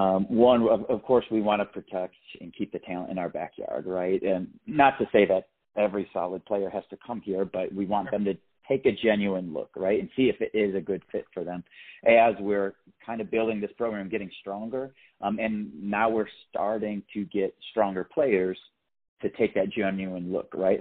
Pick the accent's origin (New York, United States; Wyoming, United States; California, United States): New York, United States; Buffalo; I'm from the Buffalo area